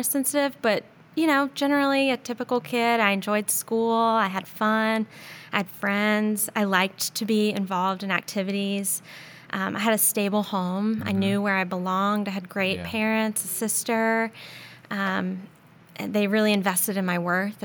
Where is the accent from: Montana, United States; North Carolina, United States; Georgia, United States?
North Carolina, United States; Charlotte; also born or lived in New York; I was born in New York, but essentially was raised here in the South in Charlotte. We moved here when I was 5